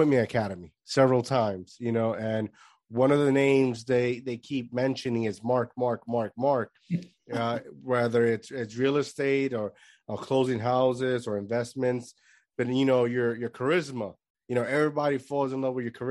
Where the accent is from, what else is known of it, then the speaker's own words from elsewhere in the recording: Puerto Rico; I grew up in Puerto Rico